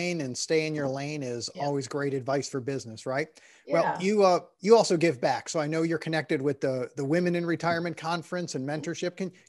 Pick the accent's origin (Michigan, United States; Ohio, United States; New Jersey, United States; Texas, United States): Ohio, United States; Cleveland; I'm from Cleveland, Ohio. I am a lifelong Browns fan